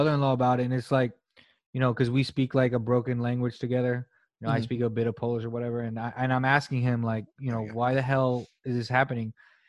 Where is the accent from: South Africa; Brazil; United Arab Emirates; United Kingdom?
United Kingdom; I don't know if it's a British thing, like a British arrogance of, like, we're British.